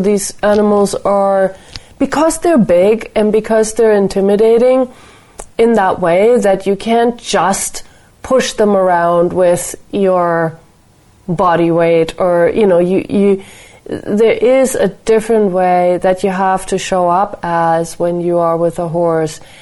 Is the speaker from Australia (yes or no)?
no; Nuremberg, Bavaria, Germany; my hometown, Nuremberg